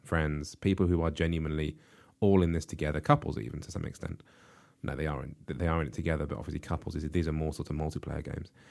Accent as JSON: {"language": "English", "country": "United Kingdom", "said": "we in the U K"}